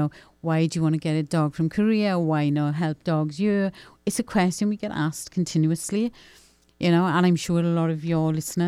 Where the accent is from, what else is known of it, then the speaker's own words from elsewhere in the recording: Pontypridd, Wales, United Kingdom; moved away as an adult; now in Florida, United States; He's from my hometown.